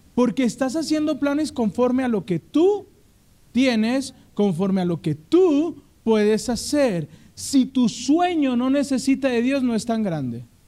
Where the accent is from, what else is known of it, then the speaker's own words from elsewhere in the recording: Mexico; como buen mexicano